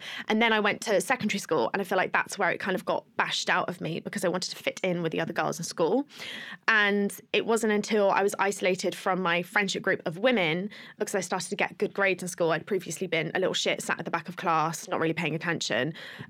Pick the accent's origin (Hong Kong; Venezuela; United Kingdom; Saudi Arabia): United Kingdom; Plymouth, South West England; I grew up in Plymouth